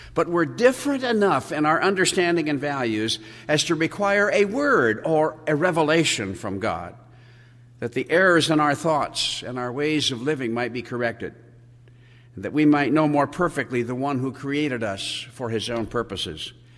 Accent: Colorado, United States; also born or lived in San Diego; I left my native Colorado in the summer

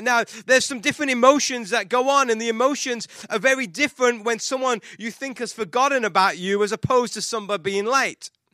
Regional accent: England, United Kingdom; moved away; I'm English

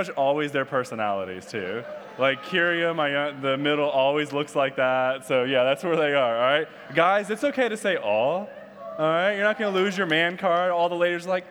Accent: Detroit, Michigan, United States; now in Austin, United States; I am originally from Detroit, Michigan, home of cars and murder.

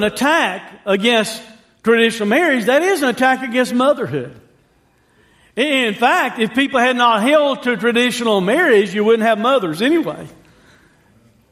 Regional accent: United States; I'm an American

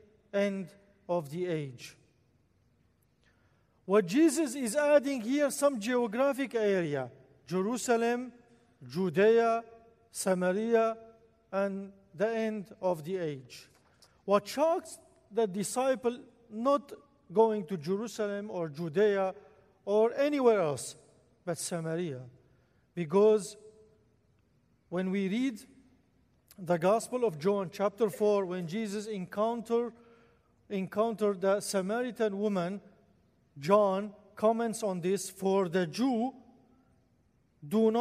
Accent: Al-Malikiyah, Al-Hasakah Governorate, Syria; first language Arabic; English is a second language; moved away as an adult; also born or lived in Damascus, Syria; now in United States; I was born in a small town northeast Syria, right at the border, at the corner between Turkey and Iraq. In a small town, this small town called Al-Malikiya, also called as Derik. In 1986, at age of 14, I left my hometown

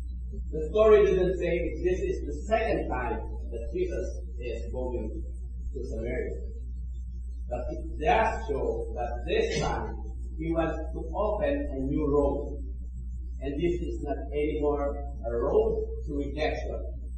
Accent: Philippines; English is a second language; now in Canada; I remember my first week here in Canada, I came from the Philippines, and I was invited to Montreal by a friend.

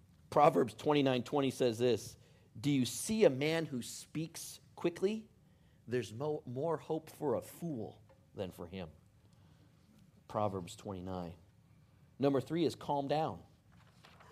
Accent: Detroit, Michigan, United States; growing up in Detroit

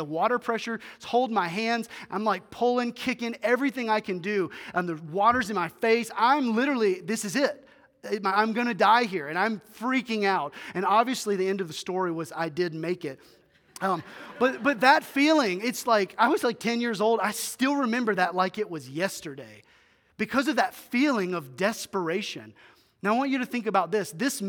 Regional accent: Greers Ferry, Arkansas, United States; They used to have a cabin when I was growing up in Greers Ferry, Arkansas.

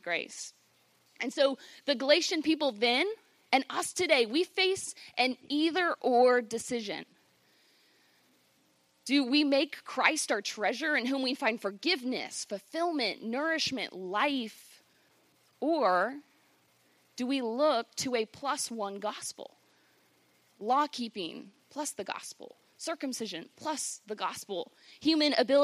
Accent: Virginia, United States; I grew up on the Chesapeake Bay in Virginia with my family

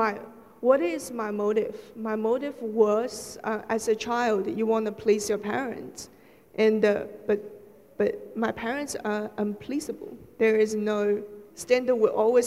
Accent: Shanghai, China; moved away; I was born in Shanghai, which is quite a major city in China.

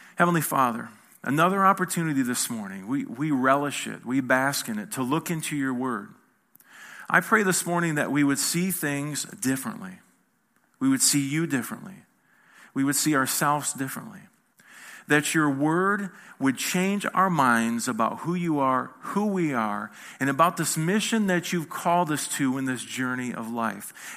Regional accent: Michigan, United States; I'm not from here, as you can see. I'm from Michigan.

